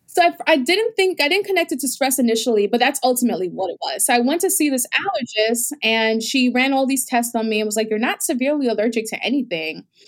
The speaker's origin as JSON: {"language": "English", "town": "New York City", "region": "New York", "country": "United States", "tie": "born or raised there", "also_born_or_lived": "Bahamas", "said": "I was actually born in the Bahamas, um, my, my mom moved to the United States and with me when I was eight months old, so I grew up in New York in the Bronx"}